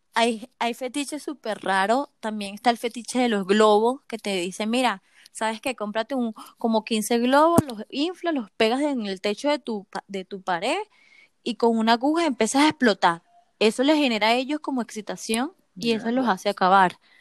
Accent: Venezuela; now in Chile; yo soy venezolana, eh, este, pero estoy aquí en Chile.

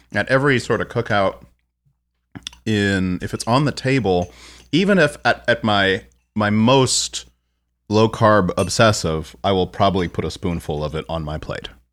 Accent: San Antonio, Texas, United States; moved away; also born or lived in Minneapolis; growing up in San Antonio

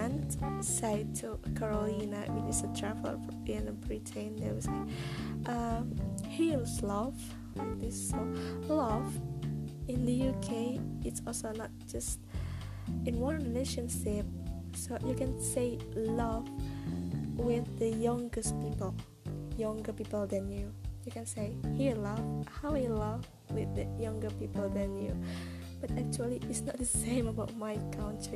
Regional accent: Indonesia; English is a second language; So I'm from Indonesia. I'm ordinary Indonesian girl, but I'm trying to be able to speak in English, Turkish, and Indonesia as well.

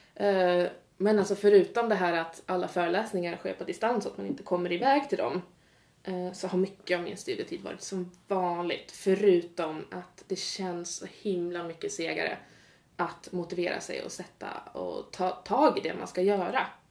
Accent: Gävle, Gävleborg County, Sweden; now in Uppsala, Sweden; kommer från Gävle, så lite, lite mer norrut men absolut inte Norrland

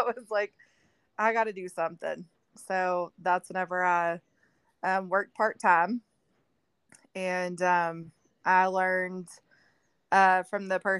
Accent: Texas, United States; moved away; we're from Texas

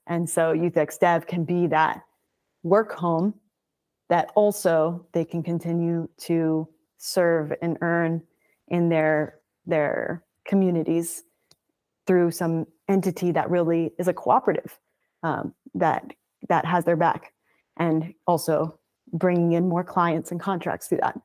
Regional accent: Birmingham, Alabama, United States; landed up in Birmingham, Alabama, where I was raised from three to eighteen years old

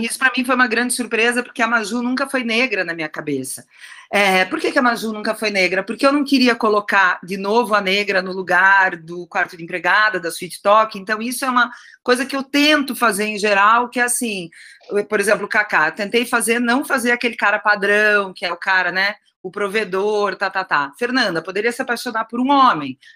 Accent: Curitiba, Paraná, Brazil; moved away as an adult; also born or lived in São Paulo; now in Curitiba, Brazil; eu fui criada no Sul

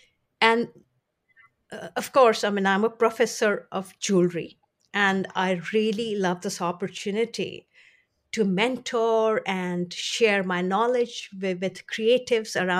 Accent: India; I was born in India

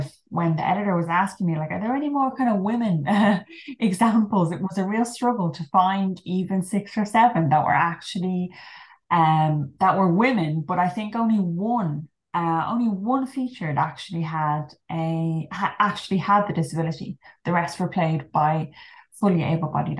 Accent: Ireland; now in London, United Kingdom; I'm Irish, but I'm currently based in London at the moment

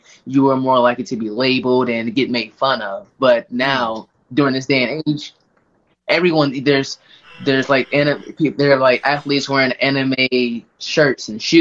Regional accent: Kansas City, Missouri, United States; also born or lived in Lee's Summit, Missouri; I'm originally from Kansas City, Missouri. I am currently still here. I just live in, like, the Lee Summit area, which is, like, 10 minutes away from Kansas City. But that's where I've been my entire life.

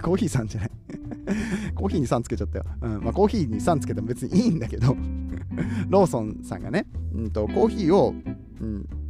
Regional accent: Aichi, Japan; now in Kansai, Japan; 僕は愛知県出身なんですけれども

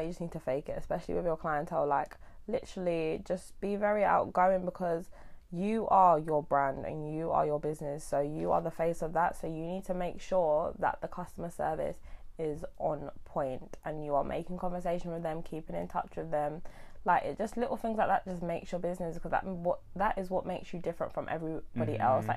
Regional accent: Coulsdon, London, United Kingdom; I'm from Surrey, Coulsdon

